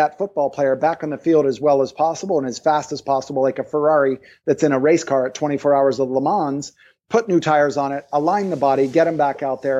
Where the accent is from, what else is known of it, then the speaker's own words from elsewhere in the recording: East Coast, United States; moved away; also born or lived in Maui; I'm from the East Coast